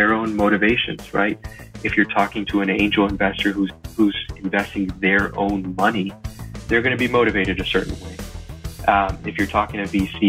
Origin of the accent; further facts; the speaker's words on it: Miami, Florida, United States; I was born and raised in Miami, Florida